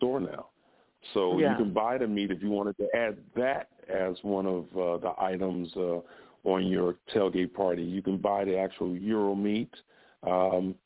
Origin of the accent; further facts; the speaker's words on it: Chicago, Illinois, United States; the neighborhood I grew up in Chicago was around it was a Greek influence